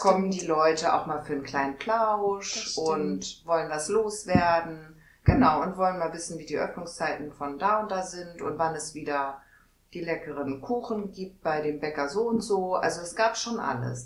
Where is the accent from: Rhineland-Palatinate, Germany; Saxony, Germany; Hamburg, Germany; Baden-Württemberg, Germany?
Hamburg, Germany; moved away as an adult; now in Neustadt, Germany; ich bin und bleibe immer Hamburgerin